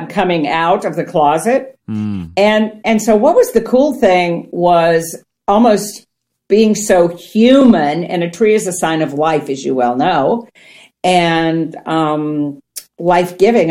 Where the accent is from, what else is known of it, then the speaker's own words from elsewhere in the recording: Ohio, United States; I grew up on farmland in Ohio